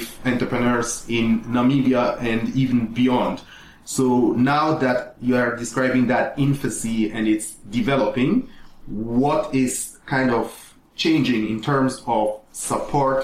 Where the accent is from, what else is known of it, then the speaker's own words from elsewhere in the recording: Switzerland; now in Ghana; I grew up in Switzerland